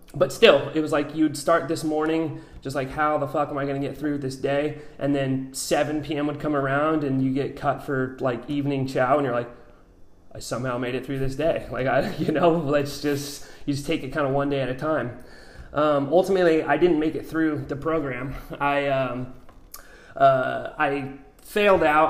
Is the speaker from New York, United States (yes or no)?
no; Albuquerque, New Mexico, United States; also born or lived in Oregon / New Zealand; now in San Diego, United States; I'm originally from New Mexico. Uh, grew up kind of on the mountains in Albuquerque.